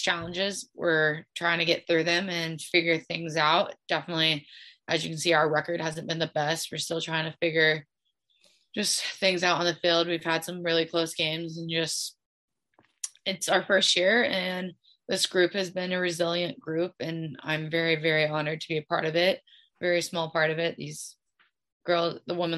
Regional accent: Kansas City, Missouri, United States; moved away as an adult; also born or lived in Nebraska; I was able to stay home and represent my hometown and play in the city that I grew up

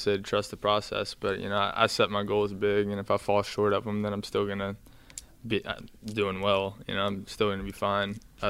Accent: Northeast Texas, United States; I'm from Northeast Texas, small town. Grew up in a town of about 2,000 people.

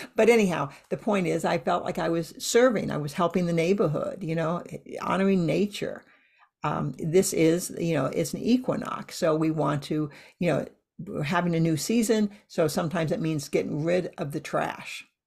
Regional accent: Iowa, United States; moved away; I grew up in Iowa

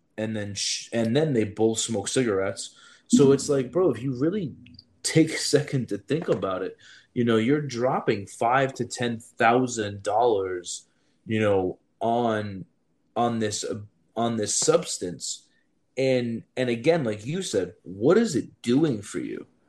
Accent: New York City, New York, United States; I grew up in Brooklyn

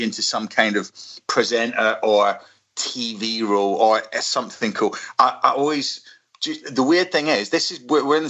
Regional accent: Scotland, United Kingdom; as a Scotsman

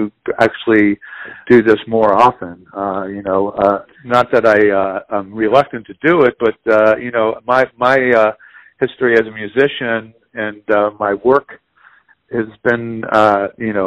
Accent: Philadelphia, Pennsylvania, United States; in Philly, you know, growing up in Philly, you know, I started working gigs

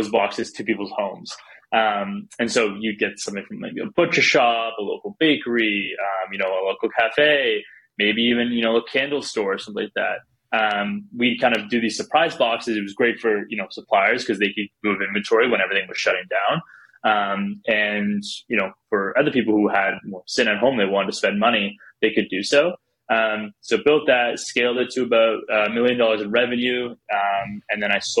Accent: Canada; So I'm from Canada.

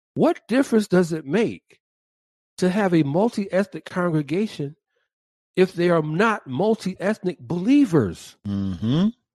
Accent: Atlanta, Georgia, United States; the west side of my hometown, Atlanta

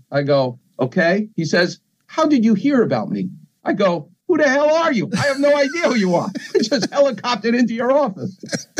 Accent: New York, United States; I'm from New York

